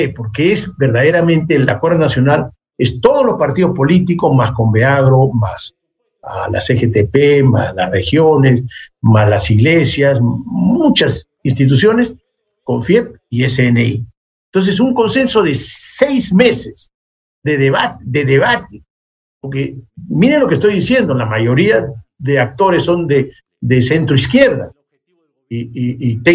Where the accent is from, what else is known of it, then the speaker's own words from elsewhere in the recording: Peru; nosotros somos peruanos y tenemos que decir, sí, esto está bien, esto está mal